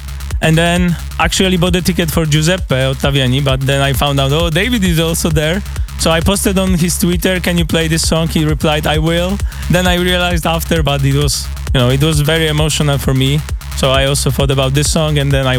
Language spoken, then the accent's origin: English; Krakow, Lesser Poland, Poland; English is a second language; now in Vancouver, Canada; From Poland, from Poland. Krakow.